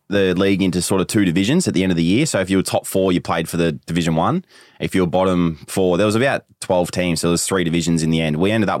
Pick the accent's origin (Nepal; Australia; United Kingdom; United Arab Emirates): Australia; Yarram, Victoria; also born or lived in Sydney; I grew up in Sydney. So my old man obviously played for the Sydney Swans. So spent 6 years there before moving back to Gippsland, small town called Yarram, which is about 2.5 hours east of Melbourne.